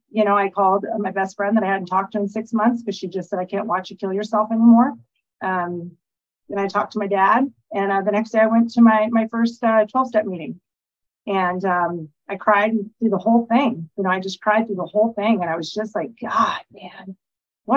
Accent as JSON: {"language": "English", "region": "Alaska", "country": "United States", "moved": "yes", "lives_now": "La Cruz de Guanacaste, Mexico", "said": "I'm from Alaska. I currently reside in La Cruz de Guanacaste, Mexico"}